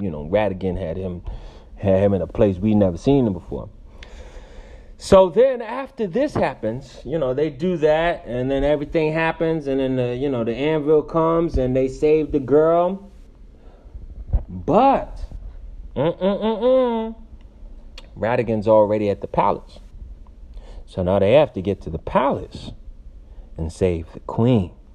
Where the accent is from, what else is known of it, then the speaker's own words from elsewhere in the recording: Stamford, Connecticut, United States; now in Los Angeles, United States; I'm from Stamford, Connecticut. I currently reside in Los Angeles, Hollywood